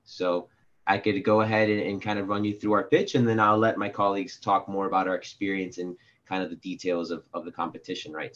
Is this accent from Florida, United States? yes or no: yes; Miami, Florida, United States; now in New York, United States; I'm from Miami, Florida